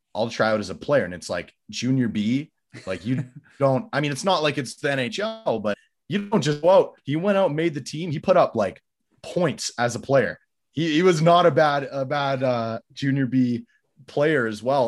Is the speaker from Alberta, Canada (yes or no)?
yes; Calgary, Alberta, Canada; I'm Canadian, grew up in Calgary